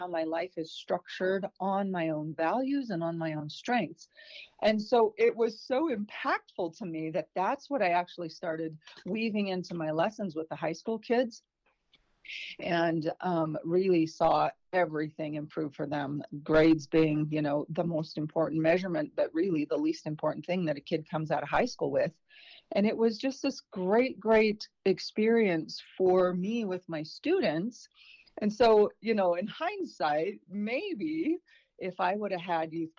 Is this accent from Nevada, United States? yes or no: yes; Fallon, Nevada, United States; also born or lived in Elko, Nevada / Virginia / Reno, Nevada; I was born in Elko, Nevada, and then raised in Fallon. So both rural agricultural towns out in the beauty of northern Nevada.